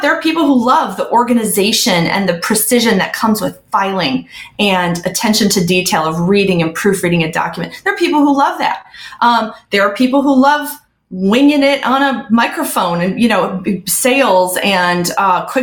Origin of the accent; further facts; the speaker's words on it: Midwest, United States; I'm originally from the Midwest